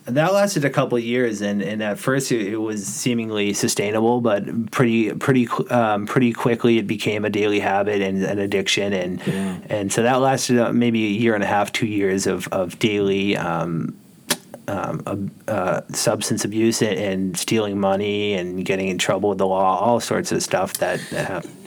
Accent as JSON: {"language": "English", "town": "Norwell", "region": "Massachusetts", "country": "United States", "tie": "born or raised there", "said": "I grew up here in in Norwell"}